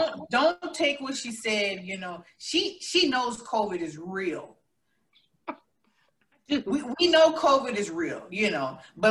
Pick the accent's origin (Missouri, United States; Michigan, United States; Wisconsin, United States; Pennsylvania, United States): Missouri, United States; Columbia; also born or lived in Tulsa, Oklahoma; now in Las Vegas, United States; And prior to that, I was in Missouri. That's my hometown. Columbia, Missouri is where I was born. Currently in Las Vegas, loving it.